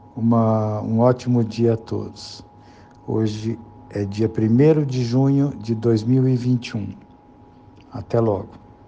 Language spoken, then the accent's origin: Portuguese; Barão de Antonina, São Paulo, Brazil; also born or lived in Sorocaba; Eu nasci em Barão de Antonina